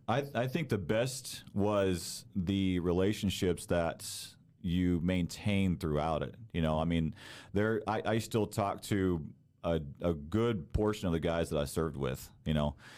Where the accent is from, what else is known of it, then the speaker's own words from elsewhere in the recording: Texas, United States; moved away as an adult; also born or lived in Denton, Texas; now in Ligonier, United States; I actually grew up down south in Texas. Texas is home for me